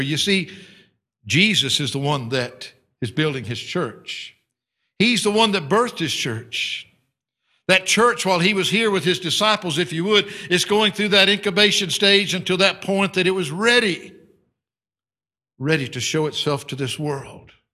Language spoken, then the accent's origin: English; United States; moved away as an adult; I am an American